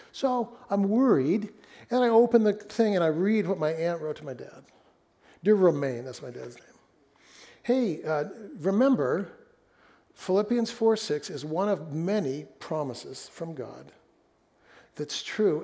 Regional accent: Fresno, California, United States; moved away; we lived in my hometown of Fresno when we were first married

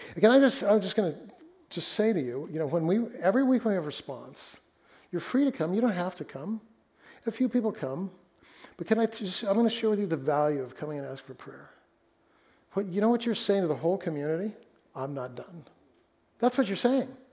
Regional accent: Fresno, California, United States; moved away; we lived in my hometown of Fresno when we were first married

